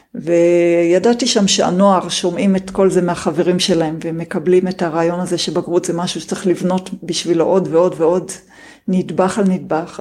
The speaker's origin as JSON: {"language": "Hebrew", "country": "Israel", "tie": "born or raised there", "said": "השנים שלי כילדה בקיבוץ"}